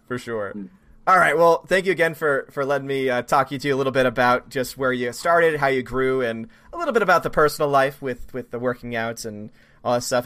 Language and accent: English; New Orleans, Louisiana, United States; I'm from New Orleans